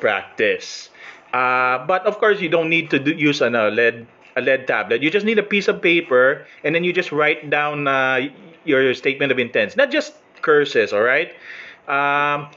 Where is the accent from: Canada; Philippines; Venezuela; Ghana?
Philippines; I'm Filipino